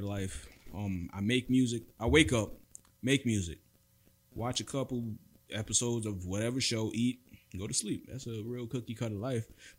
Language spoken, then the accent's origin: English; New York City, New York, United States; moved away as an adult; also born or lived in Brooklyn, New York; now in Los Angeles, United States; grew up in the Bronx. I was born in Brooklyn. Grew up in the Bronx